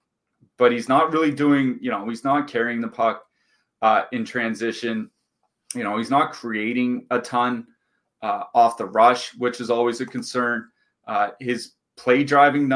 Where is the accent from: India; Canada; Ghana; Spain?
Canada; being a Canadian citizen